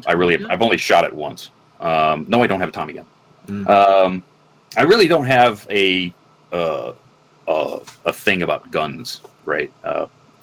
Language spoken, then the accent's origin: English; Michigan, United States; I grew up in the Midwest, you know, Michigan, and most in a very small rural town